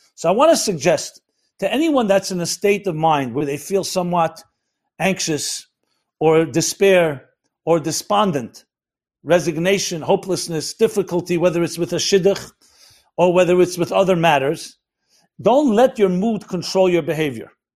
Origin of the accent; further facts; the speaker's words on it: United States; I'm an American boy